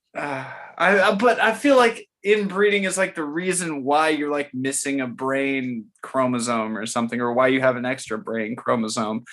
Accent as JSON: {"language": "English", "region": "Florida", "country": "United States", "tie": "born or raised there", "moved": "yes", "lives_now": "Memphis, United States", "said": "I grew up in Florida"}